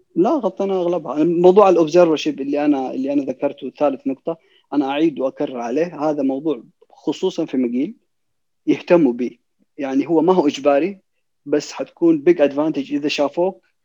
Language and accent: Arabic; Saudi Arabia; عندنا في السعوديه